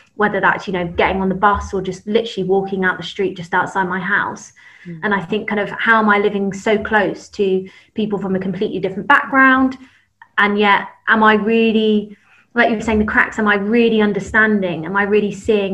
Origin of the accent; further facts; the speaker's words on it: London, United Kingdom; also born or lived in Camberwell/Peckham, London; I grew up in London, but Southwest London um, kind of Teddington, Twickenham, Kingston area